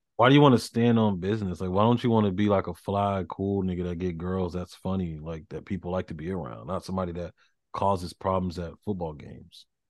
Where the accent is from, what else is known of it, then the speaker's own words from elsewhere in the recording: the South, United States; I'm from the South